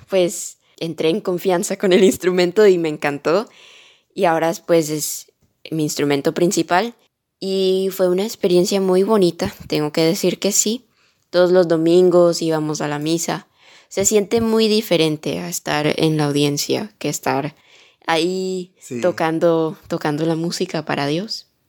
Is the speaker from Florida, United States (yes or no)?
yes; Miami, Florida, United States; also born or lived in Colombia; yo nací aquí en Miami, en los Estados Unidos, pero soy colombiana de corazón.